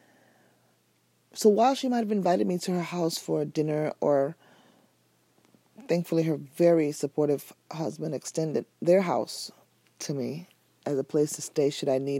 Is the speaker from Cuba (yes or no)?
no; Nigeria; I'm Nigerian